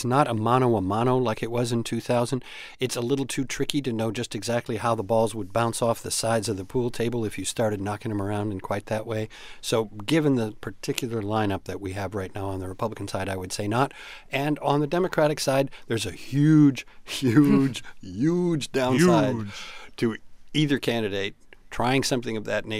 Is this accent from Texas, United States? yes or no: no; Chicago, Illinois, United States; let me say I grew up in Chicago.